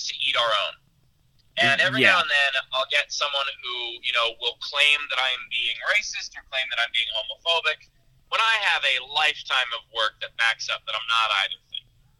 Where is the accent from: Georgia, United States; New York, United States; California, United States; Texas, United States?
New York, United States; New York City; I grew up in Queens, which is the most diverse county in the country